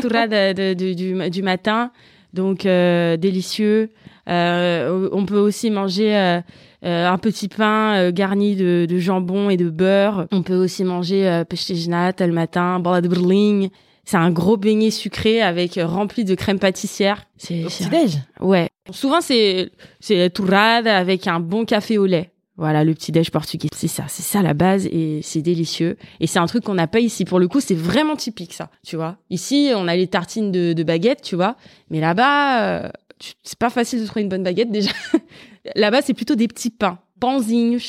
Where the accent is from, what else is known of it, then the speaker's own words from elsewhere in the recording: Val-de-Marne, Paris suburbs, Île-de-France, France; j'ai grandi, bah, je suis née dans le 94. j'ai grandi. Euh, je suis toujours restée dans le même coin en fait, euh, banlieue, euh, proche Paris